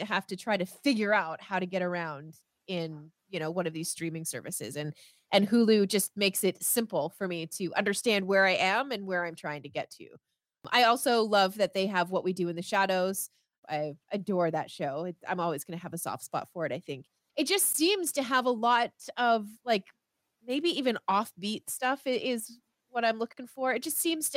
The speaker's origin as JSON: {"language": "English", "country": "Canada", "said": "I am Canadian"}